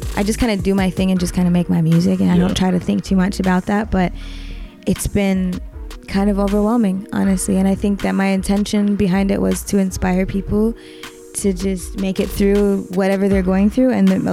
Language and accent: English; Atlanta, Georgia, United States; I'm from Atlanta, Georgia.